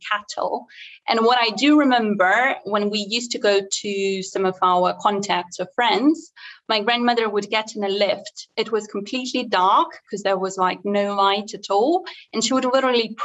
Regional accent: Moscow, Russia; now in London, United Kingdom; I was born in Russia, just as you mentioned, and it was a small area called Solntsevo.

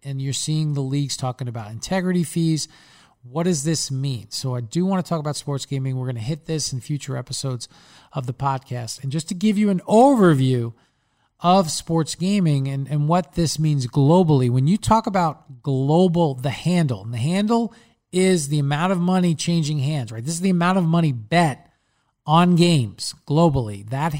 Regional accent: Long Island, New York, United States; accent: Long Island

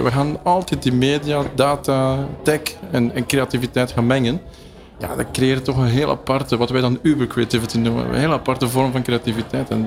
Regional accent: Belgium; Dus er is wel echt creatieve cultuur in België. En ik denk dat het komt door die tweetaligheid. We hebben die Franstalige cultuur, die Nederlandstalige ja. cultuur. En toch zijn we geen Nederlanders.

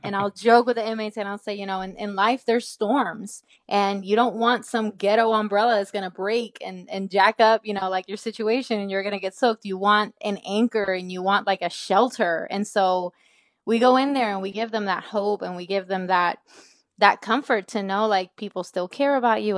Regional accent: Puerto Rico; moved away as an adult; also born or lived in Nashville, Tennessee; I was born and raised in Puerto Rico

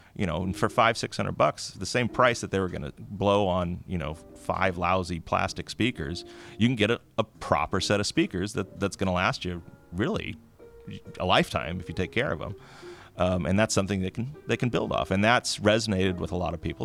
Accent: the Bay Area, California, United States; moved away as an adult; now in Humboldt County, United States; I grew up in the Bay Area, um, and I came up to do my undergraduate work at uh, the local university, Humboldt State University

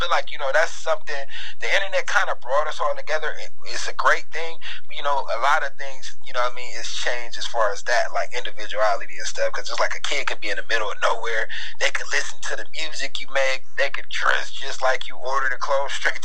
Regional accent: Cleveland, Ohio, United States; I'm from Cleveland.

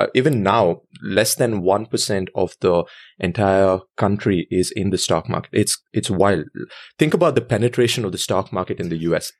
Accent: India; moved away as an adult; also born or lived in New York City, United States; now in United States; I was born there, and I lived there for twenty-two years

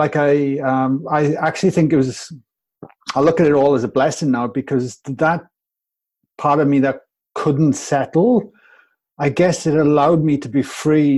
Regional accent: Wales, United Kingdom; I'm from Wales, all the way from the UK.

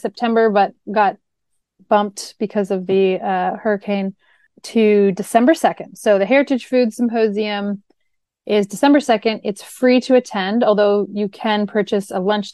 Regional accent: Canada; moved away as an adult; now in Florida, United States; I'm from Canada. So this was something that I really came to know when I moved to Florida 6 years ago

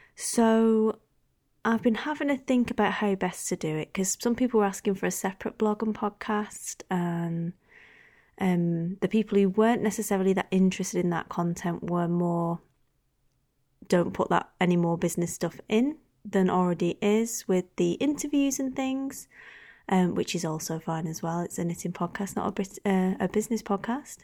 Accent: United Kingdom; I'm so British now.

